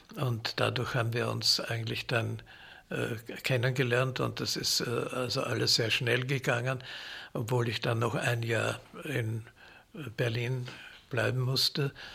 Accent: Vienna, Austria; Ich bin in Wien geboren und habe da auch studiert an der Musikhochschule

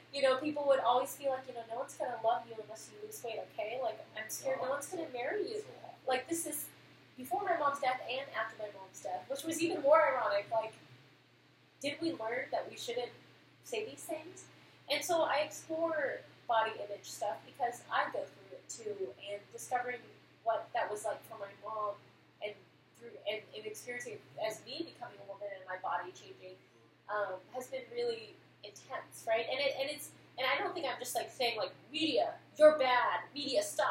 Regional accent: Santa Rosa, California, United States; also born or lived in East Bay, California; I was born in the East Bay, grew up in Santa Rosa

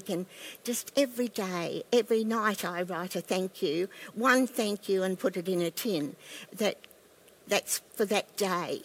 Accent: Ipswich, Queensland, Australia; I grew up in the Baptist church in Silkstone in, near Ipswich

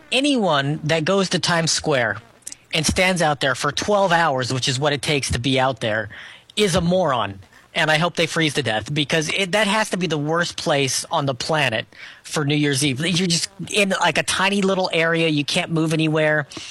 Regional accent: Scotland, United Kingdom; being Scottish

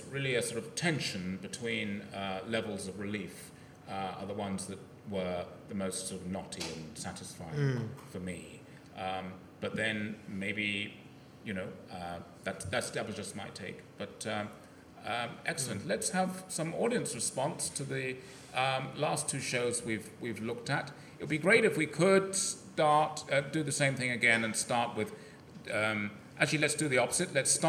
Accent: England, United Kingdom; growing up in England

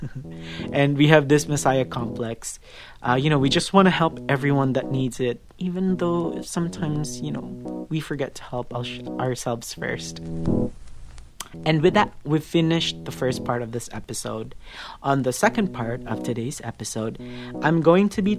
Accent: Cebu City, Central Visayas, Philippines; also born or lived in Iligan City; now in Cavite City, Philippines; I was born in Iligan City, raised in Cebu City, and now residing in Cavite City

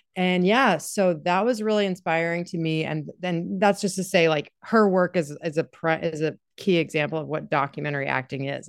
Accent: Durham, North Carolina, United States; I'm from Durham, represent the, yeah, I went to Durham School of the Arts

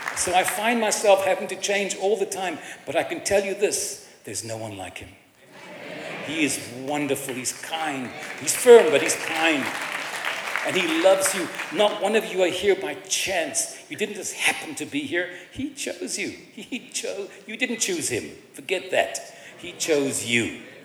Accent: Cape Town, Western Cape, South Africa; I was raised in Cape Town in a Jewish family and culture

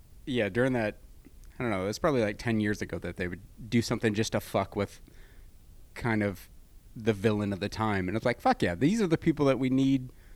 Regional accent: Michigan, United States; now in California, United States; Like, even just going back home to Michigan, I realize how kind of backwards the thinking is

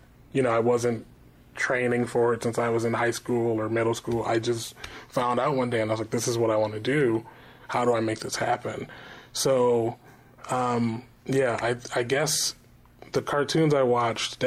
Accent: Michigan, United States; moved away; I'm from the Midwest, which is not the East Coast

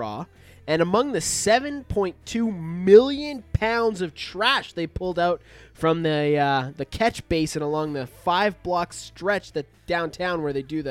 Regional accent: Alberta, Canada; I'm from Alberta

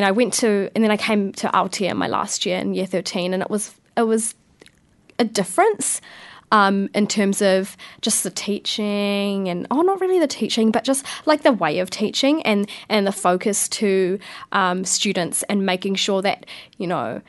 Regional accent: Porirua, Wellington, New Zealand; Yeah, so I was born in Kenepuru Hospital. I went to primary at St. Teresa's School in Plymouth, so very local.

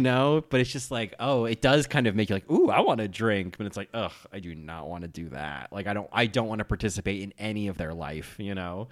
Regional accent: New Jersey, United States; I grew up in New Jersey

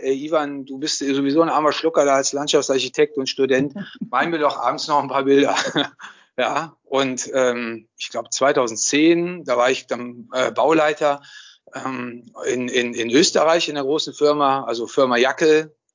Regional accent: Düsseldorf, North Rhine-Westphalia, Germany; moved away as an adult; Ach komm, also ich bin ja Düsseldorfer.

